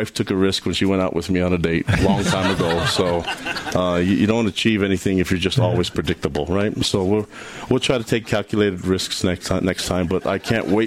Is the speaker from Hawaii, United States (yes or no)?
yes; Hawaii, United States; moved away; I'm from Hawaii